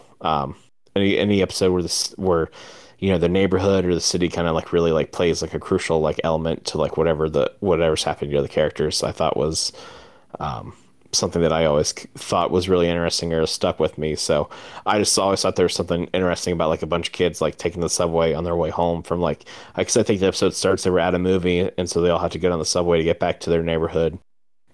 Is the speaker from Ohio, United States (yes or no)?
yes; Troy, Ohio, United States; that's where we grew up. We're in from Troy, so it's a small town